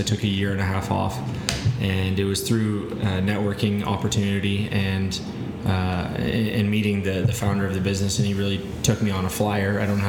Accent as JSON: {"language": "English", "town": "Burlington", "region": "Ontario", "country": "Canada", "tie": "born or raised there", "said": "In Burlington, so about"}